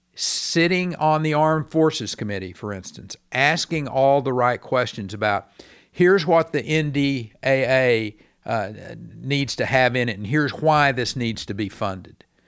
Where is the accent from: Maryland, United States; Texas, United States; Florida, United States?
Texas, United States; as a Texan